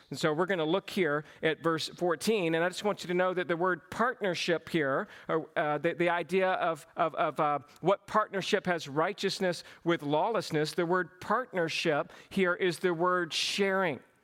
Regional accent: Cochran, Georgia, United States; accent: southern; I grew up in a small town, Cochrane, Georgia.

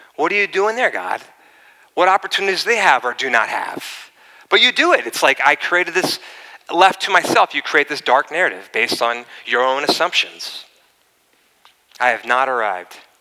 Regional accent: East Coast, United States; also born or lived in La Costa, Carlsbad, California; now in Carlsbad, United States; I grew up in the East Coast.

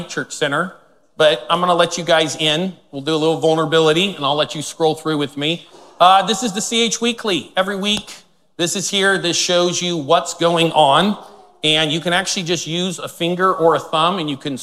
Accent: Northern California, United States; I was born in Northern California, lived there my whole life

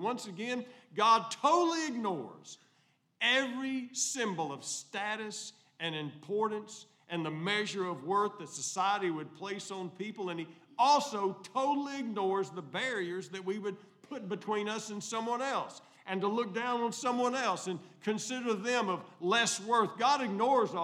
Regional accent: El Dorado, Arkansas, United States; I grew up in Country Club Terrace, El Dorado, Arkansas

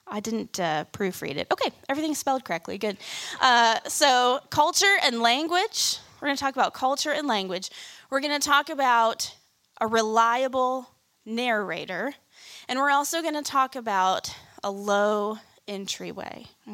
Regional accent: Kansas City, Missouri, United States; moved away as an adult; I moved here in college from Kansas City. And I didn't grow up in the South, but I thought I was fairly familiar with it because my grandparents lived here

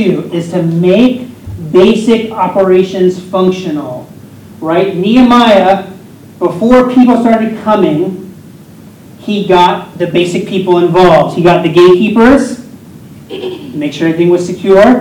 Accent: Pennsylvania, United States; I am a part owner of a restaurant in my hometown in Pennsylvania

